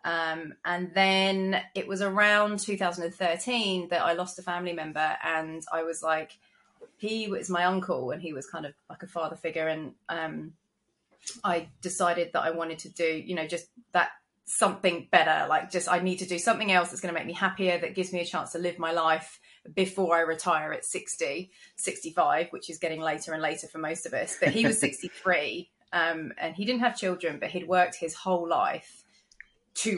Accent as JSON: {"language": "English", "region": "London", "country": "United Kingdom", "moved": "as an adult", "lives_now": "Gold Coast, Australia", "said": "I'm originally from London, which you can probably tell from my accent"}